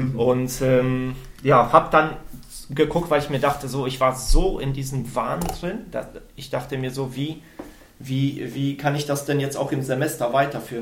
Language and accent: German; Sauerland, North Rhine-Westphalia, Germany; moved away as an adult; also born or lived in Aachen; ich bin im Sauerland aufgewachsen